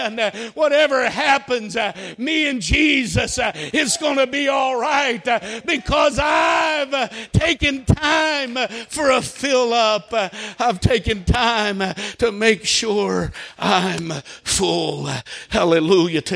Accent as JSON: {"language": "English", "town": "Holdenville", "region": "Oklahoma", "country": "United States", "tie": "born or raised there", "said": "I grew up in Holdenville"}